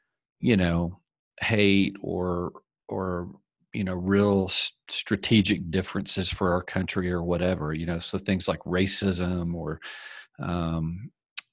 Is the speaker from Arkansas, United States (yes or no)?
yes; Arkansas, United States; now in Colorado Springs, United States; I was raised in the South, and I mean, I can tell you, I came up around a pretty kind of soft racist culture in my family. And it was something that once I moved out of Arkansas, it was something I just felt free.